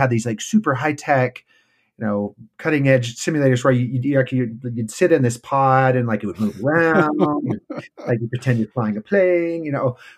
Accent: Arizona, United States; born there; also born or lived in Okinawa, Japan / California / New Jersey / Illinois; And so I was born in Arizona, but only lived there for a few months before I moved to Japan at Okinawa. Then I lived all over the United States, both coasts, California, New Jersey, Illinois, Oklahoma. Finally ended up in Utah for school

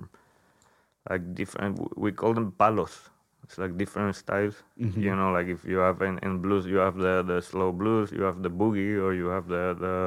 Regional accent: Ceuta, Spain; English is a second language; moved away as an adult; also born or lived in Seville, Spain / Greece / Cádiz, Spain; now in United States; I come from Spain, from the south. I was born in Ceuta, which is a small enclave in the North Africa

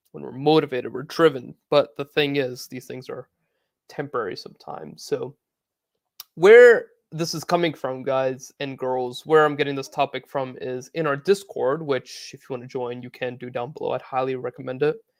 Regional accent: United States; I grew up playing in America

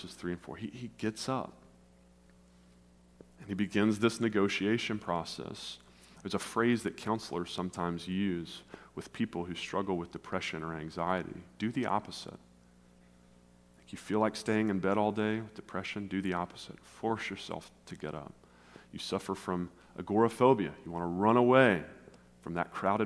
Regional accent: West Tennessee, United States; moved away as an adult; also born or lived in South Carolina / Nashville, Tennessee / northern Indiana; now in St. Louis, United States; I grew up in West Tennessee

